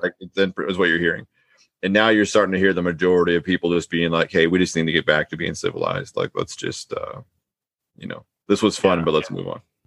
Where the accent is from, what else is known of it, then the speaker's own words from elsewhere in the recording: Pacific Northwest, United States; I was born here